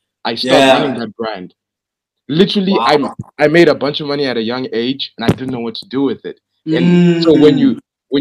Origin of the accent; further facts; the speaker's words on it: Zimbabwe; now in South Africa; I'm from Zimbabwe, bro.